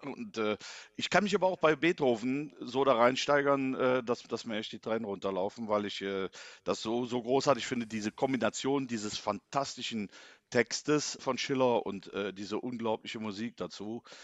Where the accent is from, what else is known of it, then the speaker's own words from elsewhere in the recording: Inden, North Rhine-Westphalia, Germany; ich komme ja aus Inden gebürtig